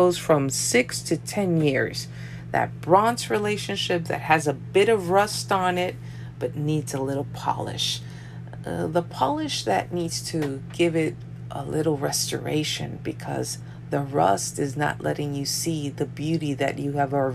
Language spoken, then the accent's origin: English; New York, United States; I'm from New York. My parents are from Colombia, South America